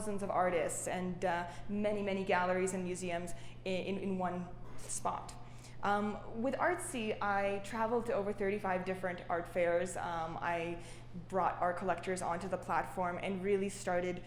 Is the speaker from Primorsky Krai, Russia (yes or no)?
no; Saint Petersburg, Russia; also born or lived in Canada; now in New York, United States; I grew up in Russia, St. Petersburg, amongst the halls of Matisse's and Picasso's